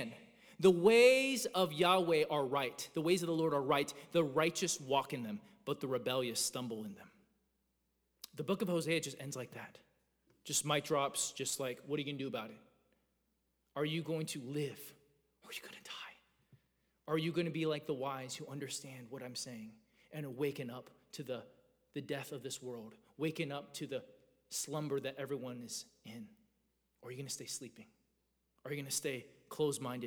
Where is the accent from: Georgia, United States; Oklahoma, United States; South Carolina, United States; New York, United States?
Georgia, United States; I grew up in Georgia